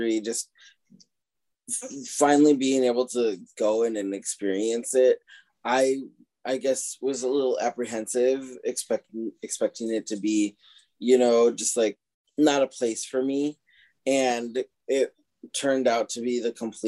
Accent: Rochester, Minnesota, United States; growing up where we did and the way we did

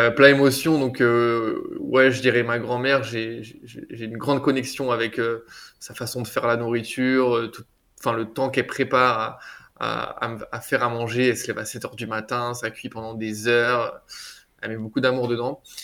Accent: France; now in Barcelona, Spain; chez moi en France

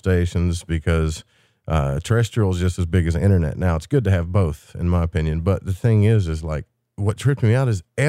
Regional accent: Arkansas, United States; my hometown in Arkansas

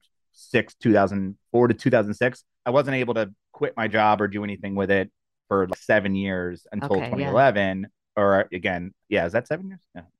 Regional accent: New Jersey, United States; now in Longmont, United States; So I'm from New Jersey.

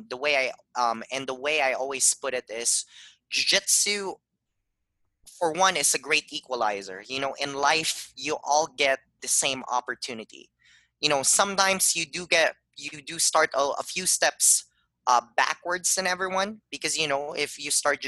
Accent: Philippines; now in Tucson, United States; I grew up in the Philippines

